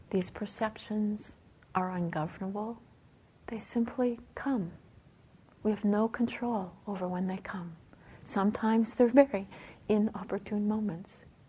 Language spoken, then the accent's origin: English; Canada; Being a Canadian